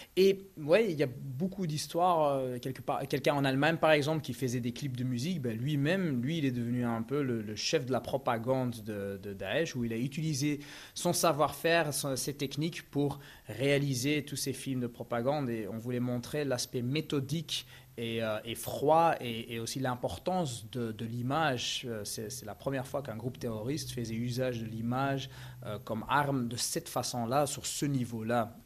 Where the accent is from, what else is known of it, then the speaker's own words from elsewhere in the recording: Belgium; quand on a grandi en, en, en Belgique